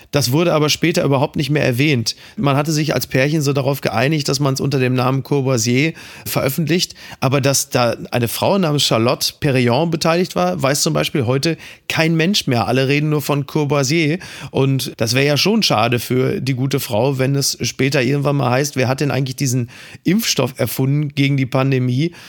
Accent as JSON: {"language": "German", "country": "Germany"}